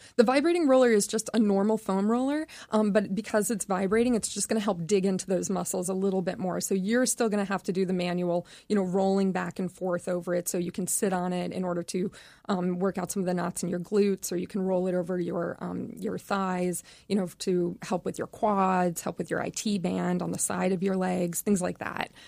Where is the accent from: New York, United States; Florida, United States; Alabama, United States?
Florida, United States; Vero Beach; moved away; my hometown